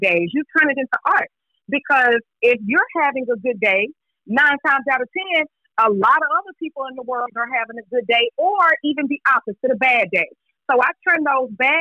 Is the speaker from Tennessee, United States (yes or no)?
yes; Memphis, Tennessee, United States; I grew up in White Haven